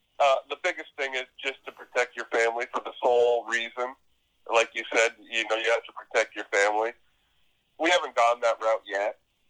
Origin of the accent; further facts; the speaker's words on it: Canada; also born or lived in Kansas, United States; now in Florida, United States; I think growing up in Canada is part of it.